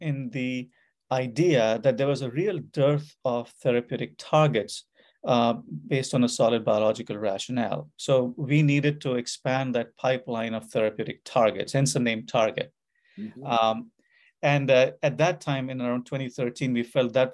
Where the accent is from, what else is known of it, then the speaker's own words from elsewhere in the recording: Kanpur, Uttar Pradesh, India; moved away as an adult; also born or lived in Calcutta, India / Bombay, India; now in United States; I was born in India, born in Calcutta in India. But I lived most of my growing up years in northern India, in a city called Kanpur